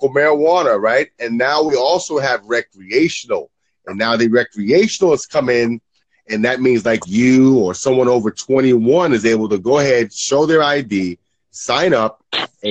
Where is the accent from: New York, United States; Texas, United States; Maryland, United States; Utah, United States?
New York, United States; New York City; also born or lived in Brooklyn / the Bronx; I grew up in Queens. I lived in Brooklyn, lived in the Bronx